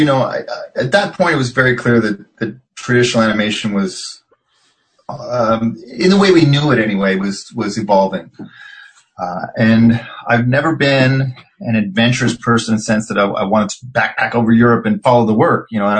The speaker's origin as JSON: {"language": "English", "town": "Montreal", "region": "Quebec", "country": "Canada", "tie": "born there", "said": "He's from Montreal, and I was born in Montreal"}